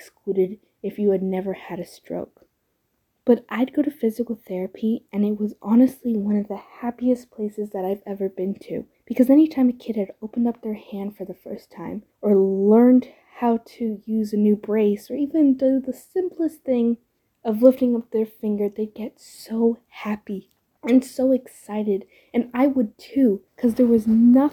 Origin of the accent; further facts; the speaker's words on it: Santa Cruz, California, United States; I'm from Santa Cruz, California, and I'm about to be a second-year student at UCSC.